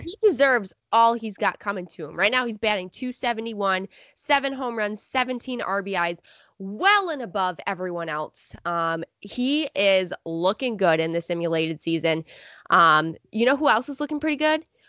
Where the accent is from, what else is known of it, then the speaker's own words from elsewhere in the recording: Rochester, New York, United States; I'm from Rochester